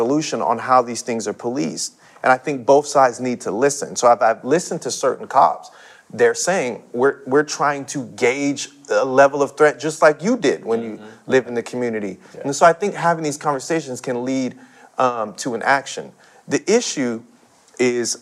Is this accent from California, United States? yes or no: yes; San Bernardino, California, United States; growing up in San Bernardino